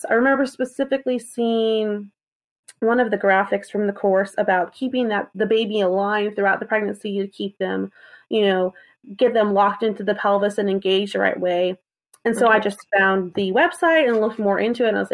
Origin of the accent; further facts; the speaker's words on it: South Carolina, United States; I'm from South Carolina.